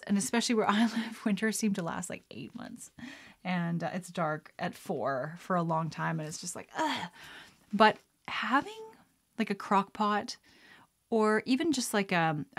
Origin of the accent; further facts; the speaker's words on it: Lethbridge, Alberta, Canada; moved away; Growing up in Alberta, like in Lethbridge